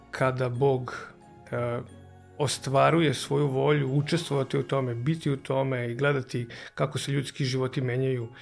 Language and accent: Croatian; Novi Sad, Vojvodina, Serbia; e, dolazim iz Novog Sada, imam 44 godine